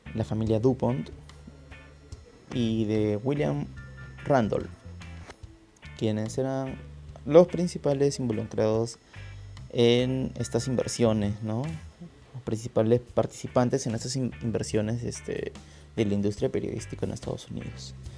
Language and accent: Spanish; Lima, Peru; soy de Lima, Perú